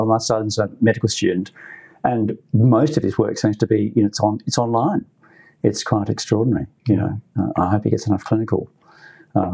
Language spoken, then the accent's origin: English; Tasmania, Australia; also born or lived in Queensland; now in Melbourne, Australia; I grew up in Tassie